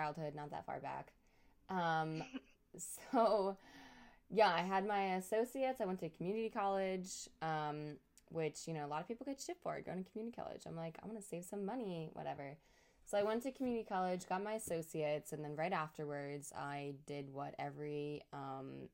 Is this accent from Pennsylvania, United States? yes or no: yes; Pennsylvania, United States; moved away as an adult; also born or lived in Arizona; I'm back in Pennsylvania